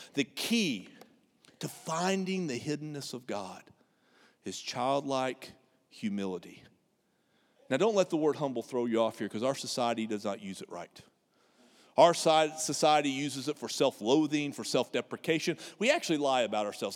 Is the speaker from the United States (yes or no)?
yes; United States; Because we're Americans